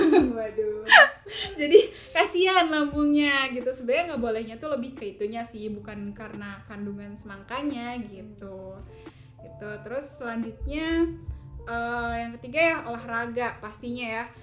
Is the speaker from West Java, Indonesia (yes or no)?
yes; Garut, West Java, Indonesia; now in Tasikmalaya, Indonesia; aku emang asal Garut